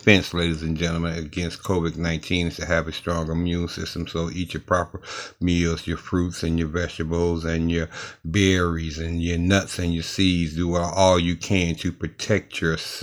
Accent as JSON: {"language": "English", "town": "Cleveland", "region": "Ohio", "country": "United States", "said": "I'm from Ohio, Cleveland, Ohio, specifically."}